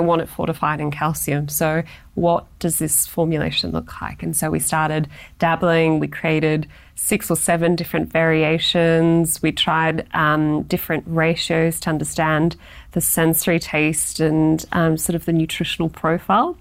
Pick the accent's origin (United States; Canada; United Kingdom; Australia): Australia; being very Australian